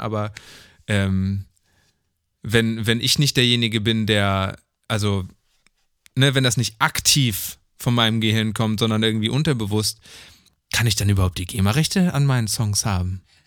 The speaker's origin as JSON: {"language": "German", "town": "Neuss", "region": "North Rhine-Westphalia", "country": "Germany", "tie": "born or raised there", "moved": "yes", "said": "in Neuss war. So, was die hm. Stadt ist, wo ich geboren bin"}